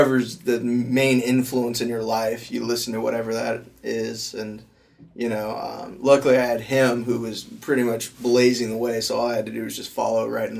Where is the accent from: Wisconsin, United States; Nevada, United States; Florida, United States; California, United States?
Florida, United States; Tallahassee; moved away as an adult; now in Pensacola, United States; I do call Pensacola my home, but we're actually born and raised in Tallahassee, Florida